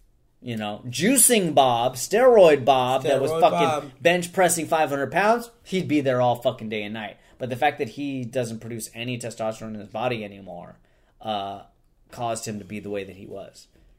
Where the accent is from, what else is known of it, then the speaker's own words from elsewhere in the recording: London, United Kingdom; Yeah, I'm from London.